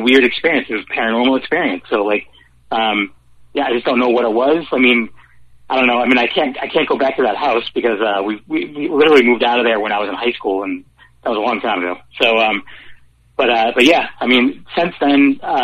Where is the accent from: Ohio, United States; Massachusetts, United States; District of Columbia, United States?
Massachusetts, United States; Worcester; I grew up in Worcester, and like an old three-decker